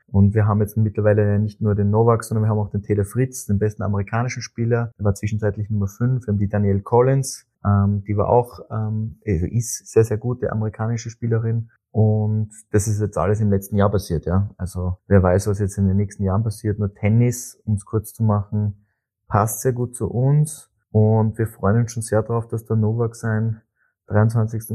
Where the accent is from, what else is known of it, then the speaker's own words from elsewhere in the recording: Austria; als Österreicher